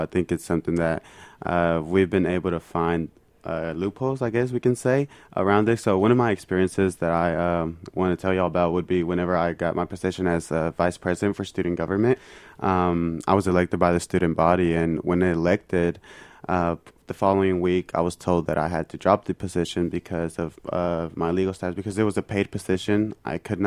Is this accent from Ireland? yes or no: no; Mexico; now in United States; I'm fully Mexican, I come from Mexico